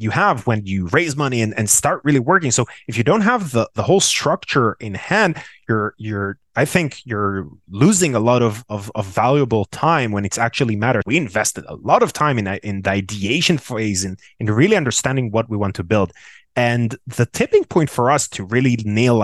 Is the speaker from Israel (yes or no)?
yes; Tel Aviv, Tel Aviv District, Israel; born and raised in Tel Aviv, Israel